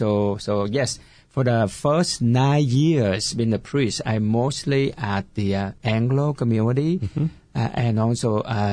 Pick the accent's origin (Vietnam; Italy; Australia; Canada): Vietnam; Ho Chi Minh City; English is a second language; moved away as an adult; now in Orange County, United States; never forget the Vietnamese language, because I grew up in Vietnam.